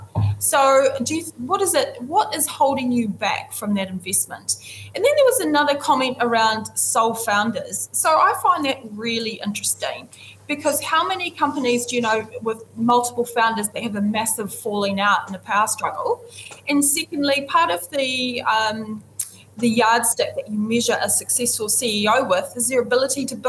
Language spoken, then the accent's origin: English; New Zealand; as a New Zealander of Indigenous background and a woman in fintech